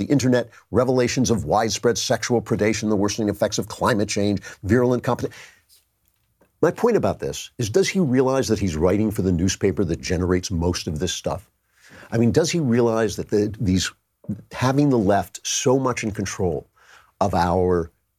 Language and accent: English; California, United States; when I was growing up in California, a businessman in my hometown launched The Good News